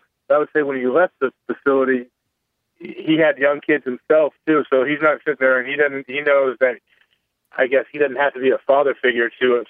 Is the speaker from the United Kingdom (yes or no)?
no; Ohio, United States; I'm from Ohio, so I appreciate them to bring me in even for a year.